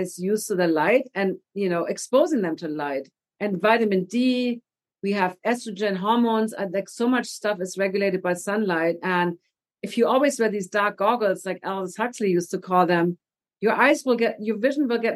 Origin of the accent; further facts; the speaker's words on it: Germany; moved away; I'm from Germany.